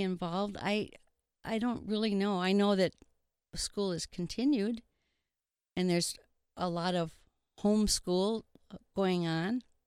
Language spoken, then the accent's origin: English; Milbank, South Dakota, United States; also born or lived in Redfield, South Dakota; I moved here when I was in second grade in nineteen forty-six